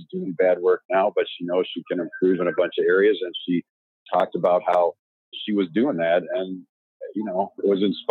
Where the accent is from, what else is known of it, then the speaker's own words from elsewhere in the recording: Chicago, Illinois, United States; I grew up in Chicago